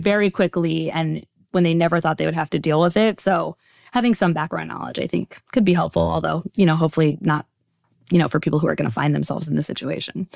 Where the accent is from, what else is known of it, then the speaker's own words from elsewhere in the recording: Teaneck, New Jersey, United States; I grew up in Teaneck, New Jersey, just a stone's throw over the George Washington Bridge from here.